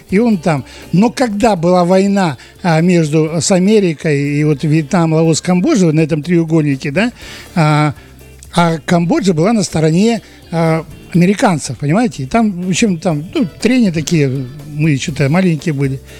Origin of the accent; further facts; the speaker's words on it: Kazakhstan; Ну, потому что я из Казахстана.